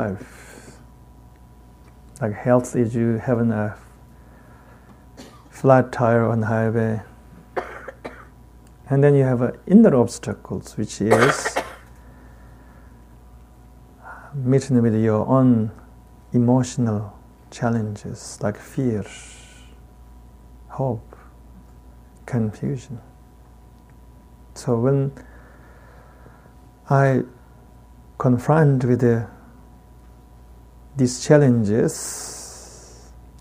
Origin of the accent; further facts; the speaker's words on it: Tibet, China; accent: heavy Tibetan; English is a second language; I got a heavy Tibetan accent